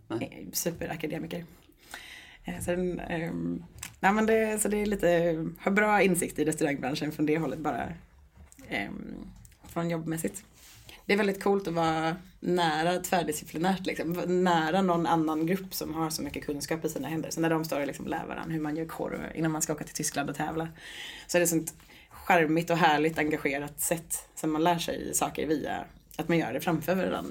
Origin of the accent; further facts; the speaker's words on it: Stockholm, Stockholm County, Sweden; moved away as an adult; also born or lived in Sundsvall; now in Gothenburg, Sweden; jag är från Stockholm från början